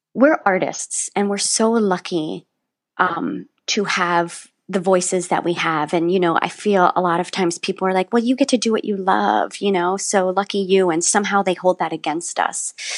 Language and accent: English; West Virginia, United States; I grew up in West Virginia